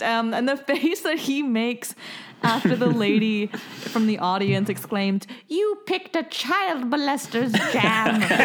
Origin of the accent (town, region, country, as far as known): Canada; moved away